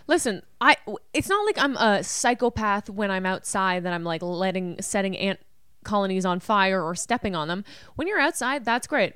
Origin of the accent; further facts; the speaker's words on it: Canada; I'm Canadian